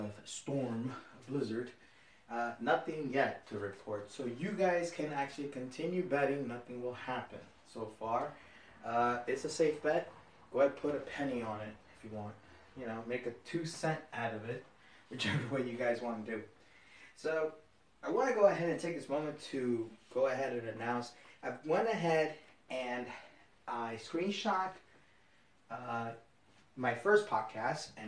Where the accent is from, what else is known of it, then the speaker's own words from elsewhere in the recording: Jersey City, New Jersey, United States; I'm a northern Jersey boy. I'm from Jersey City